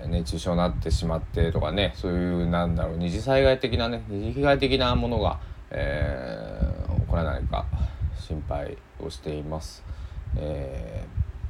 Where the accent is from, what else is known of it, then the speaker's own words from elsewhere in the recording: Susaki, Kochi, Japan; 高知県の須崎市っていうところに生まれ育ちました